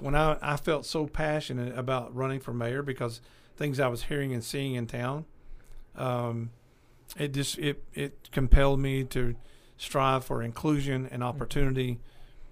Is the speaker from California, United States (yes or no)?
yes; Bakersfield, California, United States; L.A., Los Angeles, well, we're from Bakersfield. You know, and we lived in Bakersfield for several years.